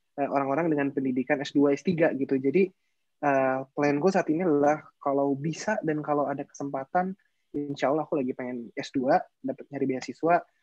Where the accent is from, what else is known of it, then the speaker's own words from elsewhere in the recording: Indonesia; kita lahir di Indonesia